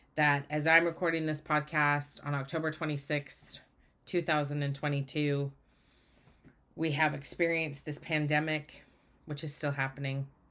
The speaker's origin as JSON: {"language": "English", "region": "Utah", "country": "United States", "tie": "born or raised there", "moved": "as an adult", "lives_now": "Oregon, United States", "said": "I grew up in Utah. I now live in Oregon, but I grew up in Utah."}